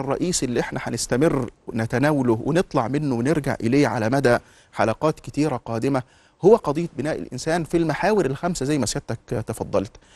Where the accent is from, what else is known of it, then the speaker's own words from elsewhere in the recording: Egypt; إحنا كمصريين